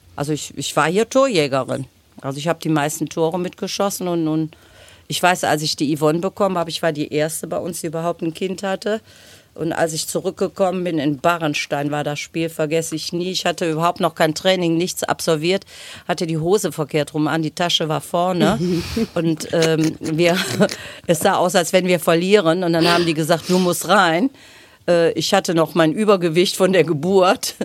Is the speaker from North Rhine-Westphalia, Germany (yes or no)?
yes; North Rhine-Westphalia, Germany; wir sind groß geworden auf der Neusser Straße, bevor meine Eltern nachher auf der Förderstraße ein Haus gebaut haben